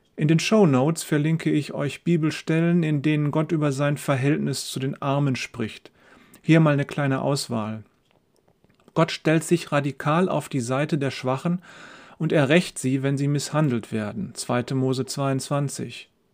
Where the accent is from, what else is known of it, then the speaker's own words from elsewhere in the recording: Germany; wir Deutsche